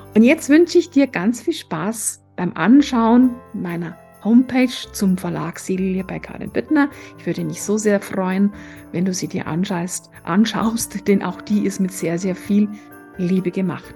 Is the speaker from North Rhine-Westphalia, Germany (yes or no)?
no; Tegernsee, Bavaria, Germany; also born or lived in Florence; Und ich bin gebürtige Tegernseherin